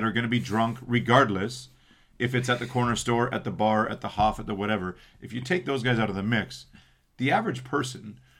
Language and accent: English; Canada; also born or lived in Manitoba; growing up in Canada